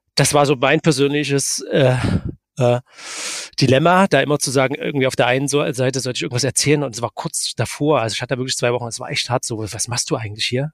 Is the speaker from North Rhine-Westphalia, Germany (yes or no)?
no; Dresden, Saxony, Germany; aber ich bin Dresdner